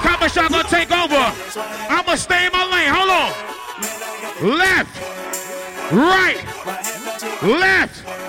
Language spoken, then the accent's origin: English; New York City, New York, United States; I told you I'm from New York City though.